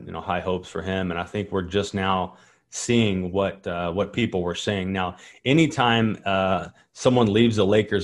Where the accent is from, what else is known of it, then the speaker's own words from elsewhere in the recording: Kentucky, United States; I'm from Kentucky, state of Kentucky